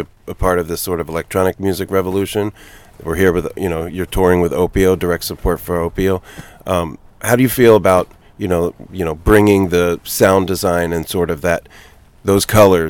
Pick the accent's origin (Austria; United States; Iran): United States; Philadelphia, Pennsylvania; I'm from Philly.